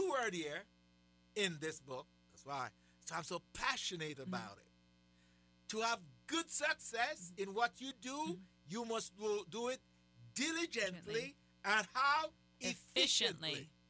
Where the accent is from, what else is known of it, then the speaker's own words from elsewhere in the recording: Jamaica; I'm from Jamaica.